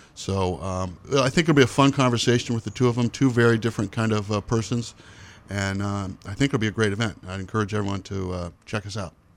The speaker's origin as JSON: {"language": "English", "region": "Midwest", "country": "United States", "moved": "yes", "lives_now": "Lewiston-Auburn, United States", "said": "I am a Midwesterner"}